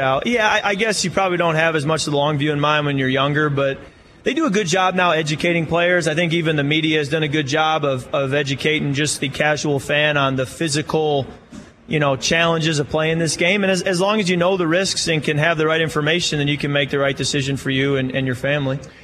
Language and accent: English; Michigan, United States; moved away; my hometown in Michigan.